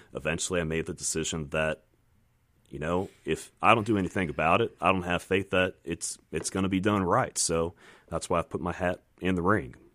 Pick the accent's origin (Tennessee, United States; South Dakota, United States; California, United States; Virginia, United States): Virginia, United States; moved away as an adult; now in Mississippi, United States; I'm from Virginia originally, but I decided that I like this place and, uh, figured to put down some roots here